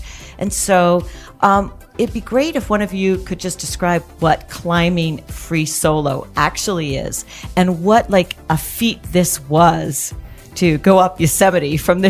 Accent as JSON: {"language": "English", "country": "Canada", "said": "I'm Canadian."}